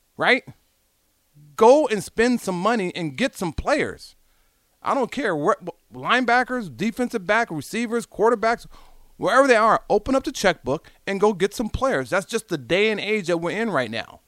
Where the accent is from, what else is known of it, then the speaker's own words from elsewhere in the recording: Southern California, United States; moved away; I'm from Southern California